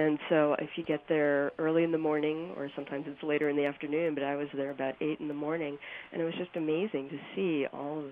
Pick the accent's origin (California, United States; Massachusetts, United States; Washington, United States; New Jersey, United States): New Jersey, United States; now in Utah, United States; I grew up actually in New Jersey